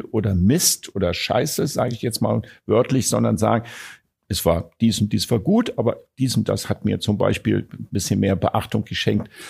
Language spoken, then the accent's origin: German; Vienna, Austria; Ich, ich kritisiere nicht, weil ich das unhöflich und respektlos finde, so als Wiener.